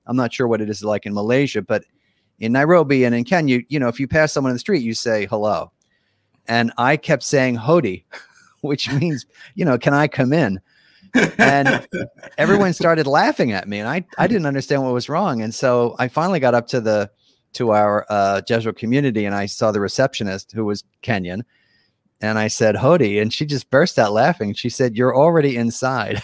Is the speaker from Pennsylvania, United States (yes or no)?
yes; Philadelphia, Pennsylvania, United States; also born or lived in East Africa; I'm from Philadelphia, which is on the East Coast of the United States. That's where my, I, you know, grew up